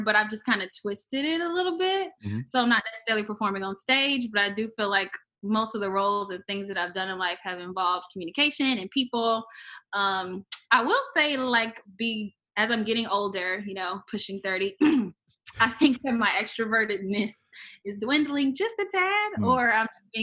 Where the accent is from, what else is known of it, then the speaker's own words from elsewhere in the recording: Augusta, Georgia, United States; also born or lived in Tallahassee, Florida; was born in Tallahassee, Florida, but I grew up for the most part in Augusta, Georgia, and people only know the Masters golf. So that's where I spent most of my time and went to high school. So, Georgia girl